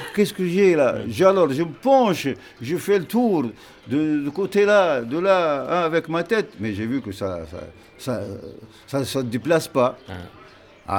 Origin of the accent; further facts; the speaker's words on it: central Tunisia, Tunisia; je viens du centre de la Tunisie